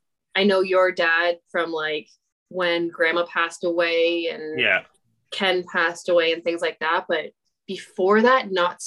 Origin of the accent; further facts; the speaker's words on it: Barrie, Ontario, Canada; also born or lived in Toronto; I was born in Toronto. Okay. My parents moved up to Barrie when I was 6 months old.